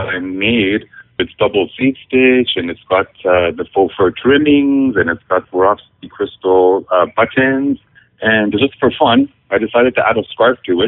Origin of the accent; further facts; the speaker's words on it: Northern Ontario, Canada; I grew up in Northern Ontario, where everything is very bilingual.